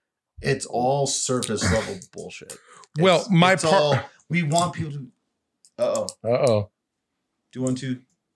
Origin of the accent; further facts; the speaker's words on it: New Jersey, United States; moved away as an adult; now in Arizona, United States; Born here, but I grew up in Jersey, so I've only been back here for like 8 years.